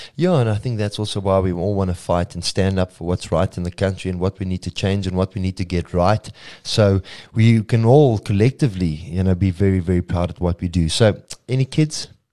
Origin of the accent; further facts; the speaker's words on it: South Africa; fellow South African